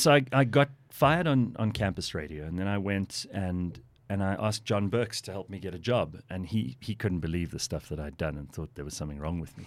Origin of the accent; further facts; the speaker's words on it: South Africa; I consider myself to be lucky to have been born here. This is, this is a lovely place to live